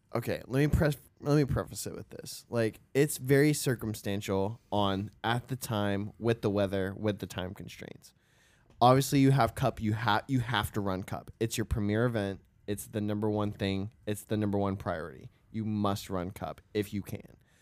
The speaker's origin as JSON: {"language": "English", "region": "Florida", "country": "United States", "said": "we are from Florida"}